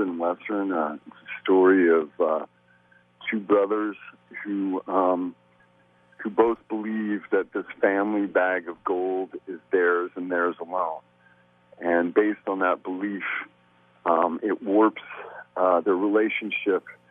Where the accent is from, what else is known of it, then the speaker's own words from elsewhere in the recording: Canada; growing up in Canada